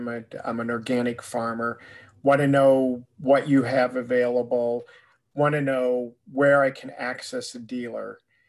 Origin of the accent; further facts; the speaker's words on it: Iowa, United States; I'm from Iowa